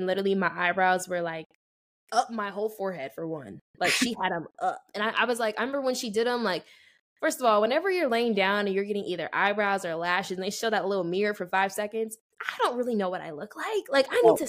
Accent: Las Vegas, Nevada, United States; Shout out my hometown

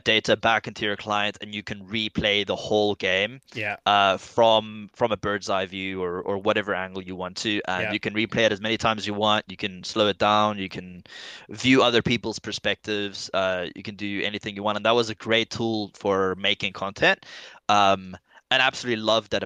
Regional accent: Stellenbosch, Western Cape, South Africa; Born and raised in South Africa in the Western Cape

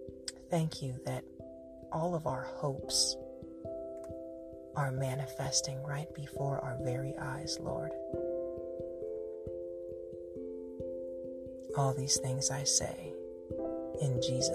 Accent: Cincinnati, Ohio, United States; I am from Cincinnati

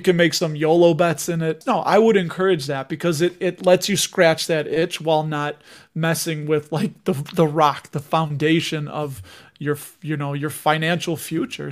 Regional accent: Chicago, Illinois, United States; somebody from Chicago

